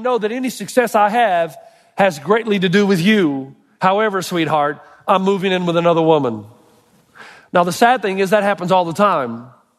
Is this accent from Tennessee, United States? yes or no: yes; Elizabethton, Tennessee, United States; moved away; My hometown, Elizabethton, Tennessee